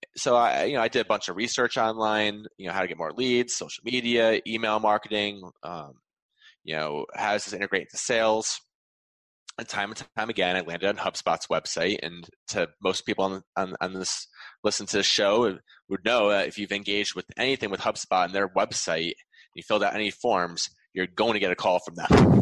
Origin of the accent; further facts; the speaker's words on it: Wallingford, Connecticut, United States; in my hometown